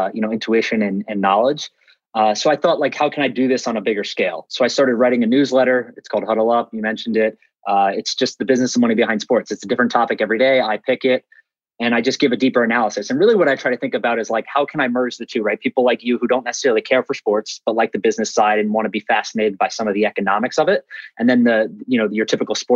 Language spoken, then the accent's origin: English; North Carolina, United States; I'm a family of five boys, right? So I have four brothers. So we played, I'm from North Carolina